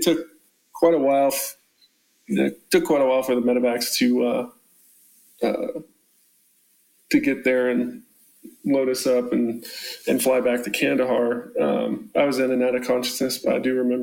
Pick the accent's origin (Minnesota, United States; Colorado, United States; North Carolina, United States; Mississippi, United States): Colorado, United States; I grew up in Colorado